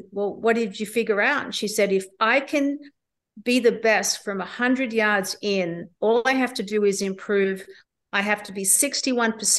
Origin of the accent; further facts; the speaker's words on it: Australia; Magenta Shores, which is up in my hometown in Australia